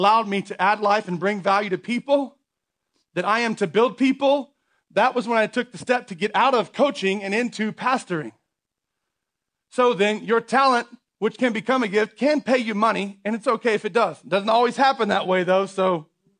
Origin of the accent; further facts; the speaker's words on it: United States; as American people